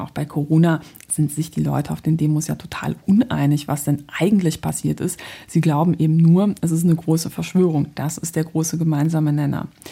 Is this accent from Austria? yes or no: no; Poland; now in Germany; Ich bin nämlich ähm, gebürtige Polin